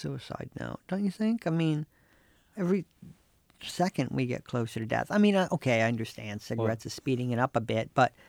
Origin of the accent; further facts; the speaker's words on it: North Carolina, United States; When I was growing up in North Carolina, like our class took a field trip to the cigarette factories in Durham.